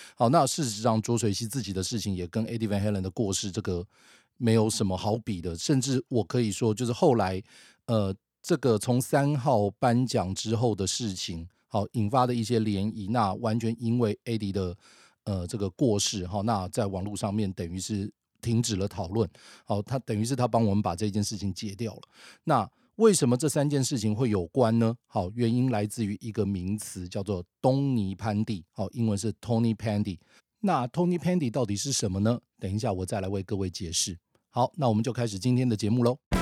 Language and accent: Chinese; Taiwan; 我想身为台湾人